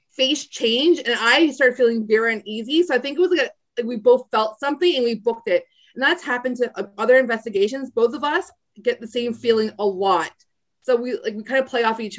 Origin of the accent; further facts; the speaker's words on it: Niagara Falls, Ontario, Canada; I grew up in Niagara Falls.